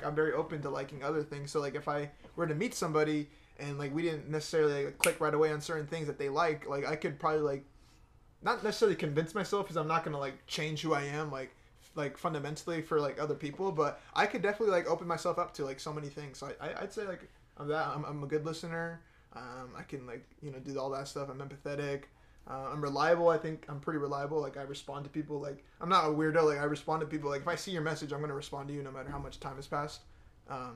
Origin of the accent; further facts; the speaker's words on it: United States; I'm American too